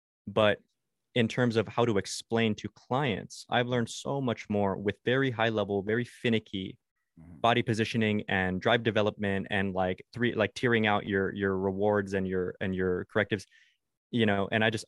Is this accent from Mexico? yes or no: yes; Mexico; Yeah. I grew up in Mexico.